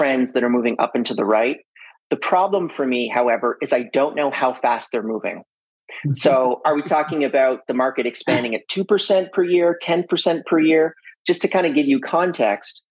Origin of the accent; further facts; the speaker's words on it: French Canada, Canada; I'm from French Canada. So I'm fluent in both French and English.